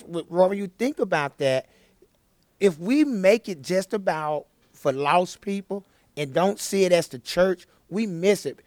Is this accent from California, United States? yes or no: no; Chattanooga, Tennessee, United States; I grew up in Chattanooga. I grew up in the inner city, single parent home.